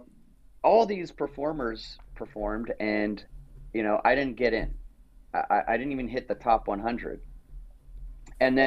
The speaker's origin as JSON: {"language": "English", "town": "Toronto", "region": "Ontario", "country": "Canada", "tie": "born or raised there", "also_born_or_lived": "Las Vegas / Los Angeles", "said": "I grew up in Weston, which was at Jane and Lawrence. Till about 1987, then moved to Etobicoke"}